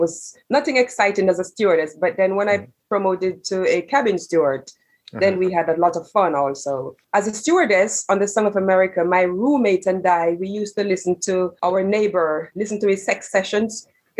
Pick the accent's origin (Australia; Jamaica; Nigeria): Jamaica; So I am from Jamaica